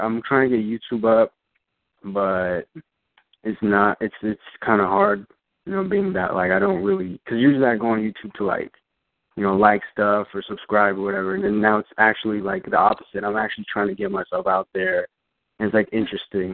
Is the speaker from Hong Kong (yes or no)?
no; Orange County, California, United States; I'm from Orange County, California